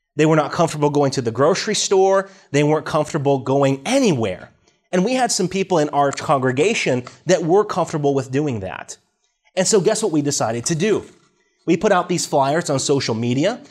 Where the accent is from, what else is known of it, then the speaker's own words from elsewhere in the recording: Washington, United States; I grew up in Washington State, out in the Northwest, in a, in a farming community